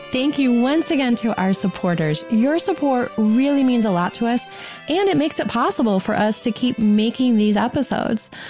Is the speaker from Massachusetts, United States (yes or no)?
yes; Massachusetts, United States; moved away; also born or lived in Steubenville, Ohio; I grew up in Massachusetts, and I didn't know about them until I moved to Steubenville.